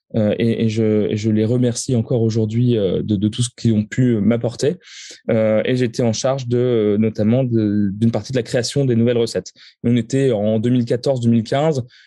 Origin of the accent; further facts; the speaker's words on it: the North, Hauts-de-France, France; quand on est du Nord, on grandit avec la bière belge